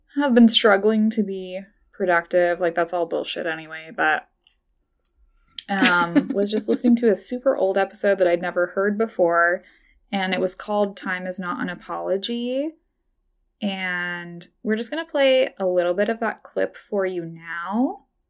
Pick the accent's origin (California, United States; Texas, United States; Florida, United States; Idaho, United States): Idaho, United States; I grew up in Idaho